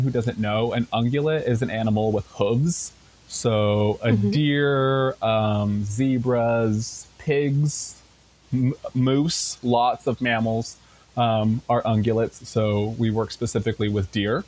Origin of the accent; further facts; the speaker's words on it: Tacoma, Washington, United States; I grew up in Tacoma and I have been going to this zoo for my entire life